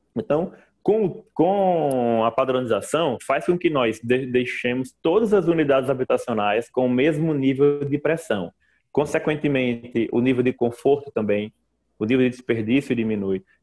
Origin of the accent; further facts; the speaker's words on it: Mossoró, Rio Grande do Norte, Brazil; moved away as an adult; now in Macaé, Brazil; eu sou, sou oriundo do Nordeste, né? De Mossoró, que é uma cidade ali no semiárido nordestino